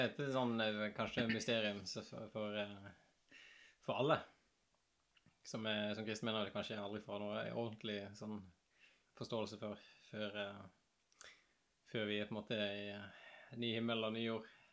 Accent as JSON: {"language": "Norwegian", "town": "Askøy", "region": "Vestland", "country": "Norway", "tie": "born or raised there", "also_born_or_lived": "Bergen", "moved": "yes", "said": "Jeg er riktignok født på sykehuset i Haukeland i Bergen, men jeg vokste opp på Askøy"}